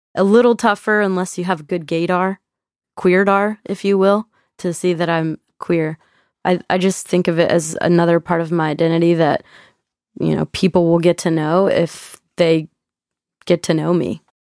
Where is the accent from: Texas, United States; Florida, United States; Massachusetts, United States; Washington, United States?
Texas, United States; I'm from Texas